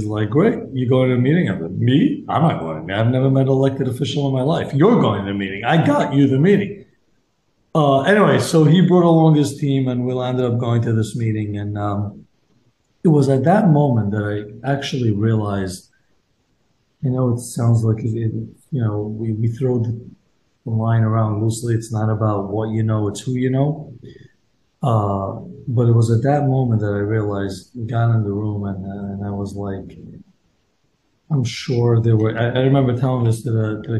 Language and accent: English; New York City, New York, United States; I was born and raised here in Borough Park, went to Hasidic Yeshiva, just like everyone else